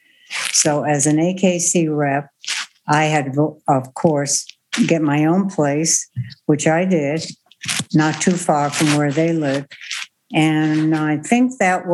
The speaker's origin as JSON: {"language": "English", "region": "Connecticut", "country": "United States", "moved": "yes", "said": "I'm originally from Connecticut"}